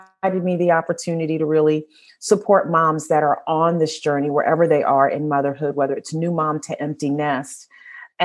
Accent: New York, United States; moved away as an adult; also born or lived in Midwest; now in Northern Virginia, United States; I'm a native New Yorker, born and raised in New York, currently living in Northern Virginia

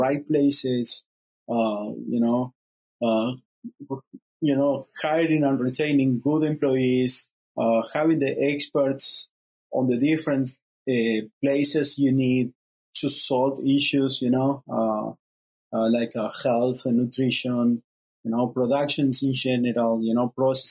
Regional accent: Uruguay; moved away; I'm originally from Uruguay

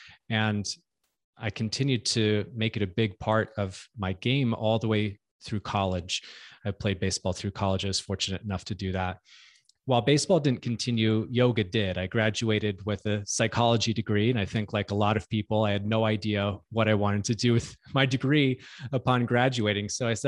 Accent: California, United States; No, I grew up in Southern California.

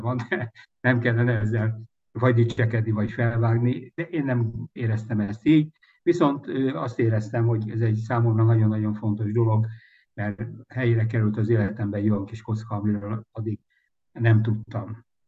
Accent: Budapest, Hungary; április 12-én születtem Budapest 8. kerület Rákóczi út 27A, illetve pontosabban mellett a Rókus kórházban. Természetesen első emelet szülészet balra kettes ágy, ha jól emlékszem, de ez nem biztos. És hát itt nőttem föl

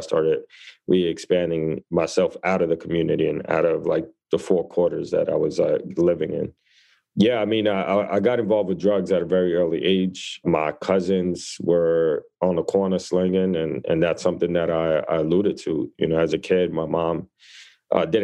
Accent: New York City, New York, United States; I grew up in the Lower East Side of New York City. So my mom immigrated from the Dominican Republic, pregnant with me, and we came to this neighborhood

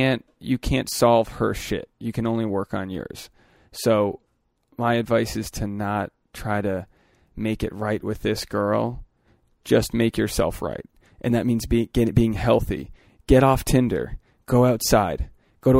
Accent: Philadelphia, Pennsylvania, United States; come on, I'm an athlete from the Philly outskirts.

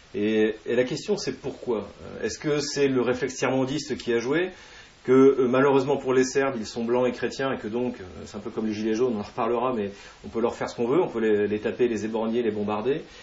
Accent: France; en tant que Français

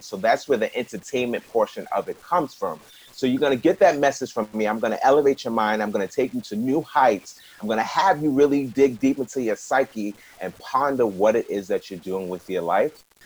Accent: New York, United States; I'm not from New Jersey, I'm from New York. It's easier in New York because we got trains and buses everywhere.

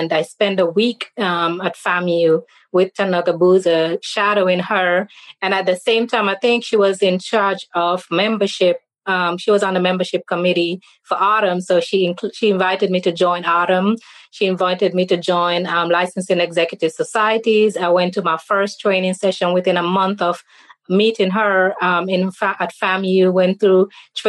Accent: St. Kitts & Nevis; moved away as an adult; now in Jackson, United States; I'm from the Caribbean island of St. Kitts and Nevis

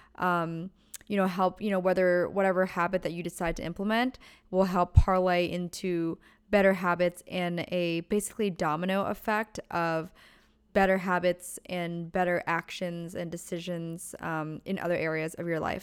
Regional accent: Pennsylvania, United States; now in Southern California, United States; I'm originally from Pennsylvania. And growing up, the closest Starbucks was about 20 minutes away

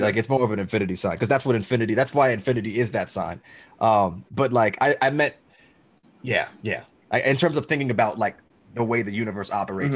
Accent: Georgia, United States; I'm from Georgia.

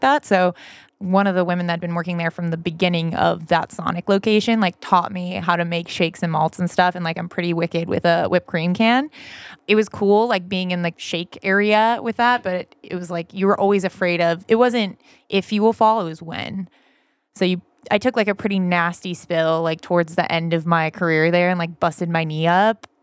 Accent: Vacaville, California, United States; I'm originally from Northern California, this little town called Vacaville.

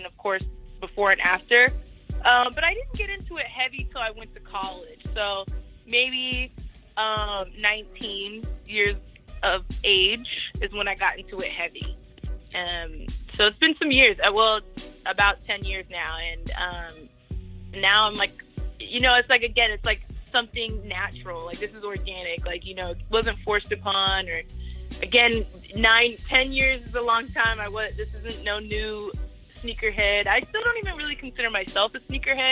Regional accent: Lincoln, Nebraska, United States; moved away; Born and raised in Lincoln, Nebraska

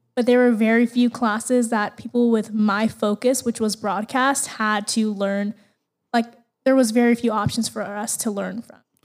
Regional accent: Las Vegas, Nevada, United States; I was actually born and raised in Las Vegas.

